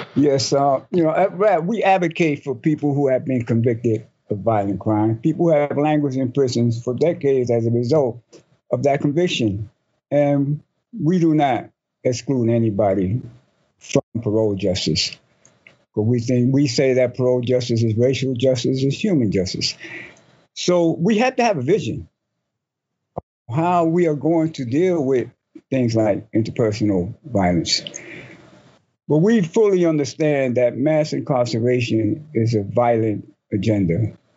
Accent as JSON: {"language": "English", "town": "New York City", "region": "New York", "country": "United States", "tie": "born or raised there", "said": "I grew up in Spanish Harlem"}